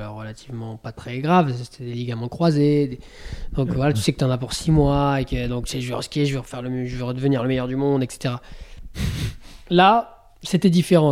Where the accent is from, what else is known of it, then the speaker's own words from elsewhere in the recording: Bourg-Saint-Maurice, Auvergne-Rhône-Alpes, France; je suis né à Bourg Saint-Maurice, moi